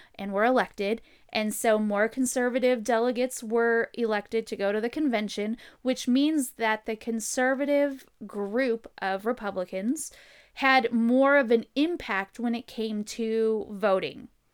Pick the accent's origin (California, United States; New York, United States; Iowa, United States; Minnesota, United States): California, United States; San Diego; moved away; I'm from San Diego originally